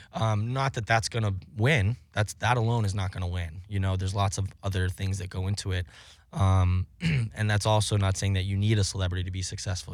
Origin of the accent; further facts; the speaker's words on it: Cape Cod, Massachusetts, United States; moved away; I grew up on Cape Cod.